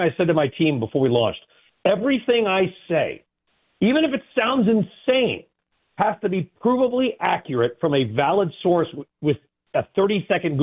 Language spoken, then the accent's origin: English; California, United States; I grew up in California.